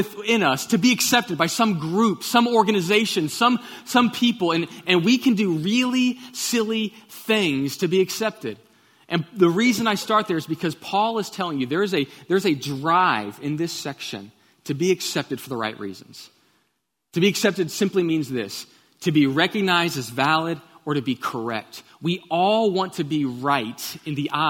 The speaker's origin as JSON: {"language": "English", "town": "Katy", "region": "Texas", "country": "United States", "tie": "born or raised there", "said": "I grew up in Katy, Texas, and I went to Pattison Elementary"}